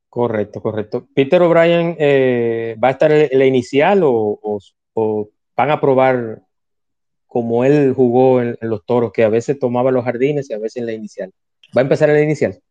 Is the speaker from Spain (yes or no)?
no; Dominican Republic